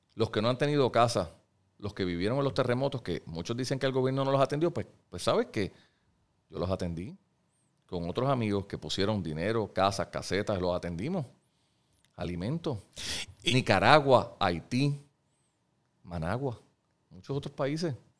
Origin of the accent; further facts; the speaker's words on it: Puerto Rico; lo que somos los puertorriqueños, los hombres y mujeres que vivimos aquí